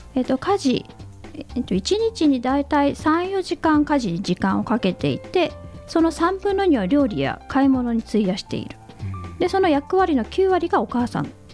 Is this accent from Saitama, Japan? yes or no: no; Hakodate, Hokkaido, Japan; 私北海道の函館市というところにいたんですが、はい、もう本当に田舎なので受験戦争もなく